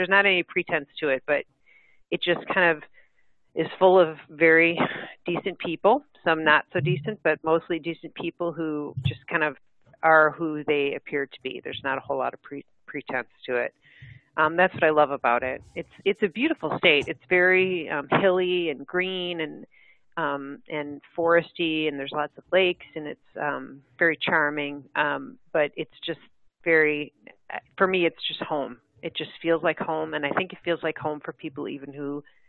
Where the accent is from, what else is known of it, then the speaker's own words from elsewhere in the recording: Midwest, United States; Well, I'm a Midwesterner. I mean, through and through, and there's a certain kind of mentality in the Midwest.